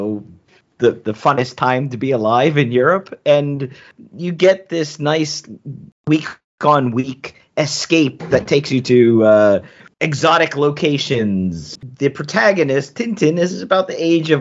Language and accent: English; United States; as an American, I wouldn't understand because I didn't go to that kind of education system